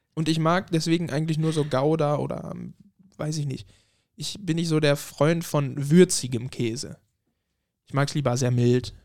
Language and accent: German; Germany; moved away as an adult; now in Spittal an der Drau, Austria; Ich komme ursprünglich aus Deutschland, bin mhm. 2018 nach Österreich gezogen und wohne jetzt in der Nähe Spital